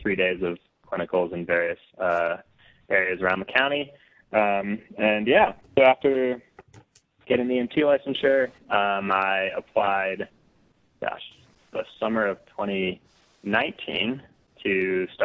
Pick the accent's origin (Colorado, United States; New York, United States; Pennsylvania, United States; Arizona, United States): Colorado, United States; I grew up in Colorado and have lived here pretty much all my life.